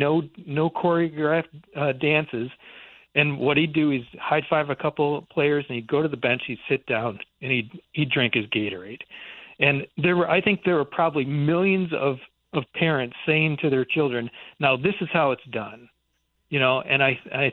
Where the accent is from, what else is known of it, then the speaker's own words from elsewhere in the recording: Michigan, United States; I grew up in Michigan